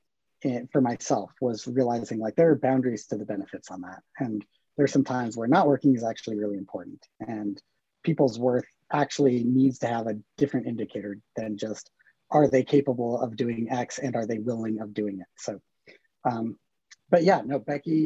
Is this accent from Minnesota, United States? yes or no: no; Bozeman, Montana, United States; also born or lived in San Francisco; I grew up in Bozeman. I was here till I was 18, graduated